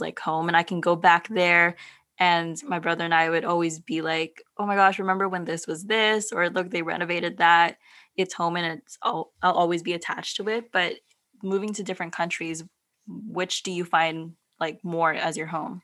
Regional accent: San Diego, California, United States; born or raised there; also born or lived in Philippines / San Francisco

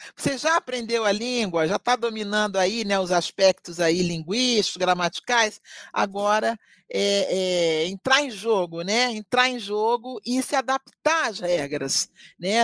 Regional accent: Rio de Janeiro, Brazil; now in Curitiba, Brazil; Eu, que sou do Rio de Janeiro, né? que vim viver numa cultura bem diferente da minha

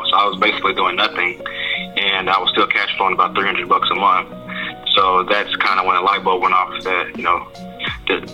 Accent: Port Arthur, Texas, United States; moved away as an adult; also born or lived in Memphis, Tennessee; now in Houston, United States; I'm from Port Arthur, Texas, born and raised in the Gulf

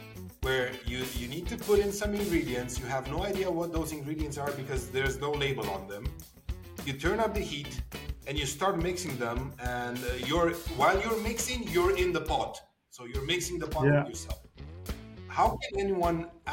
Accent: Cluj-Napoca, Cluj County, Romania; I'm a born and raised Cluj folk

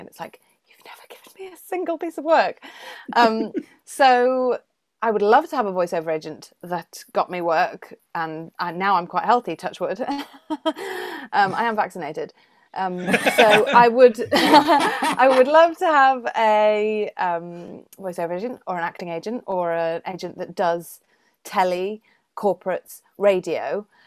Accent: Welsh, Wales, United Kingdom; I'm Welsh

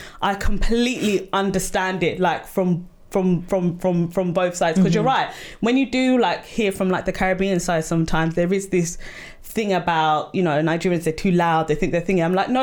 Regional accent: Sierra Leone; I am Sierra Leonean

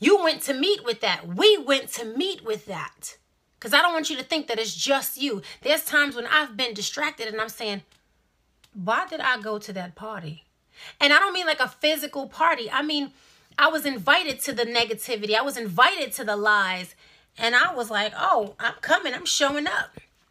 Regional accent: New York City, New York, United States; I'm from Brooklyn

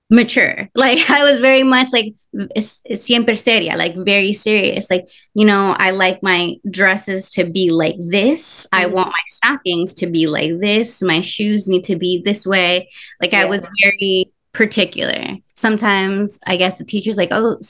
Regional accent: New York City, New York, United States; first language Spanish; English is a second language; So I was born in Brooklyn.

